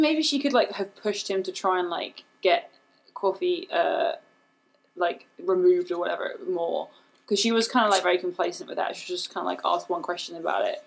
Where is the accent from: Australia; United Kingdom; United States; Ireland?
United Kingdom; England; accent: British; moved away; I grew up in England